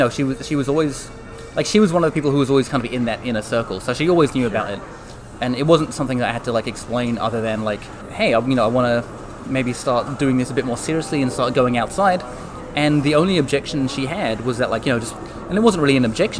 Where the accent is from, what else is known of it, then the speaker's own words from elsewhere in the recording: London, United Kingdom; moved away as an adult; now in California, United States; Oh, yeah. So from London originally, but moved to California to get married to my wife.